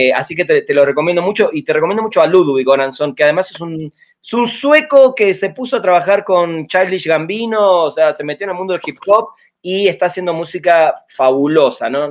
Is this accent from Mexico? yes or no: no; Argentina; yo soy argentino